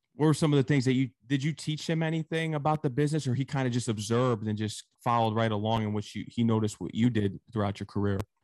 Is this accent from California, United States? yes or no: no; Connecticut, United States; I'm actually from Connecticut